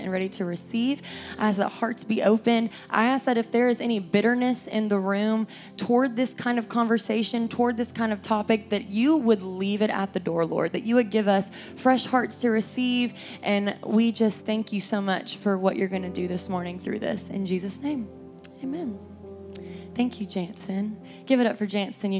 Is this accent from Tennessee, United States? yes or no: yes; Cleveland, Tennessee, United States; moved away as an adult; now in Knoxville, United States; I grew up in Cleveland, Tennessee